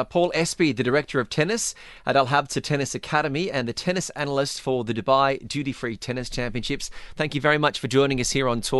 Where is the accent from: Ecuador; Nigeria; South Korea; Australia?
Australia; As an Australian, Paul, I know what it's like.